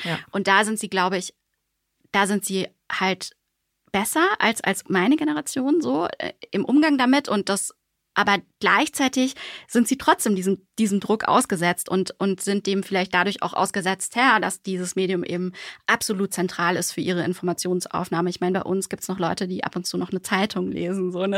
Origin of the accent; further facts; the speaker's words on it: Germany; also born or lived in Switzerland / Bonn; wir als Deutsche